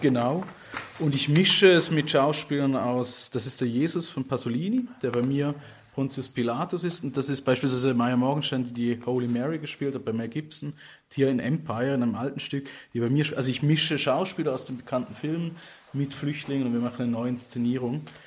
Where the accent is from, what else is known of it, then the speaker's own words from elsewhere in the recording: Switzerland; now in Ghent, Belgium; die man als Schweizer hat, aufgewachsen zu sein